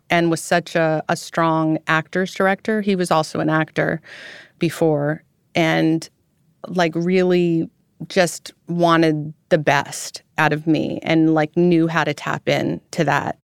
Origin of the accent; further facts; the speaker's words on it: Roseville, California, United States; moved away as an adult; also born or lived in France; I was born in Roseville, California